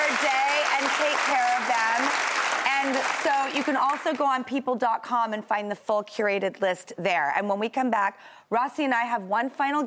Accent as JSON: {"language": "English", "town": "Los Angeles", "region": "California", "country": "United States", "tie": "born or raised there", "moved": "yes", "said": "my hometown of Los Angeles"}